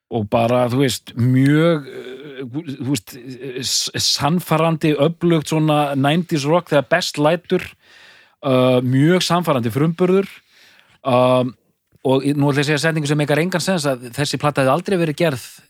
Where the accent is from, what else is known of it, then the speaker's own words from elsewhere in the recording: Edinburgh, Scotland, United Kingdom; Edinborg, mínum heimabæ.